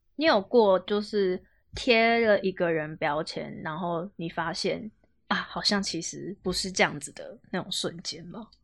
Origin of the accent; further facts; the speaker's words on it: Taiwan; also born or lived in Xizhi, New Taipei; 我也是台北人